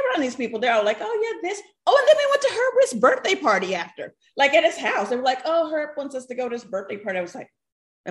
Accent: Alabama, United States; moved away as an adult; also born or lived in New York; I'm from Alabama. I just got to New York.

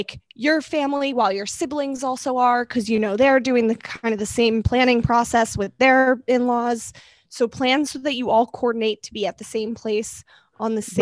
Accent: Maryland, United States; So that's where I'm from.

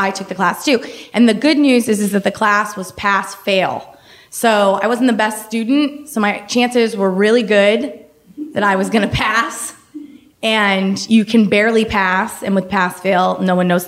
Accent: Maine, United States; my family, growing up in Maine, we camped in the summer

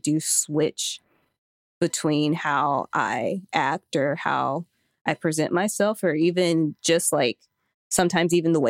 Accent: the South, United States; born there; I mean, I was born in the South and I lived in the South a lot, but I moved around.

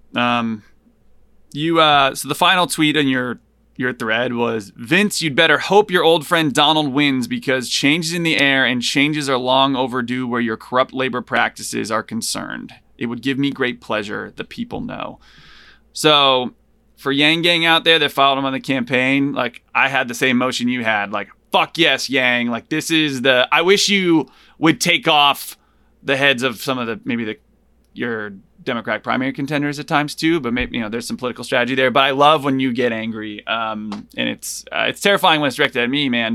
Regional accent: Hartford, Connecticut, United States; also born or lived in Buffalo, New York; I lived in Buffalo for two years when I was little, but I grew up in outside of Hartford in Connecticut

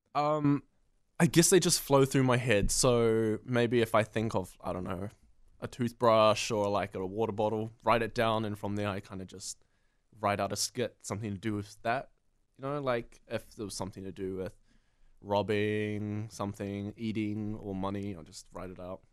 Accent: New Zealand; I'm from New Zealand originally, but my mum and dad are from Vietnam and Cambodia.

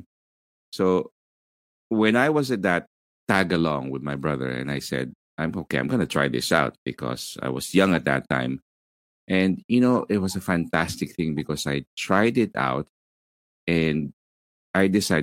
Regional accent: Manila, Metro Manila, Philippines; I'm from Manila, Philippines. I'm in the southern part of Manila, Philippines

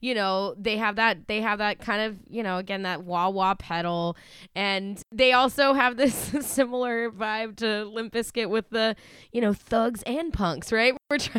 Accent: Acton, Massachusetts, United States; I'm from Acton.

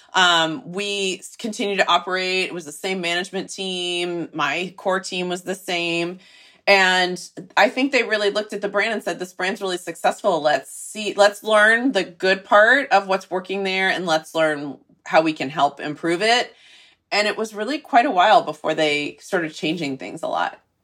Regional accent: Texas, United States; moved away; I'm from Texas, so it's kind of in my blood a little bit

